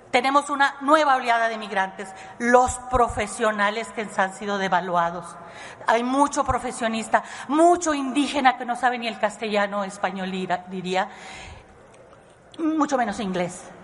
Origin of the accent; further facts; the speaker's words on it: Coahuila, Mexico; now in abroad; del Estado, originaria de Coahuila, pero por más de 30 años viviendo en el extranjero.